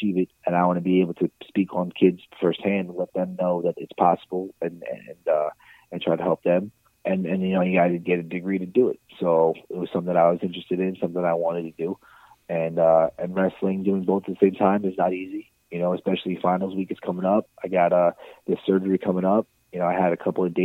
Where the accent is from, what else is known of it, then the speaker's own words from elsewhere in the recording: Baldwin, New York, United States; I grew up in Baldwin, New York. It's out in Long Island.